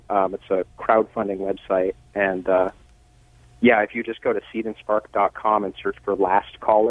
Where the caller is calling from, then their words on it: Seattle, Washington, United States; Seattle, Washington.